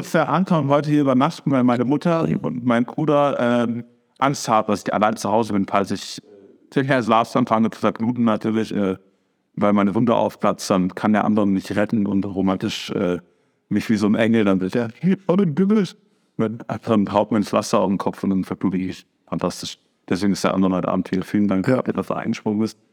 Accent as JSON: {"language": "German", "country": "Germany", "said": "die Deutschen"}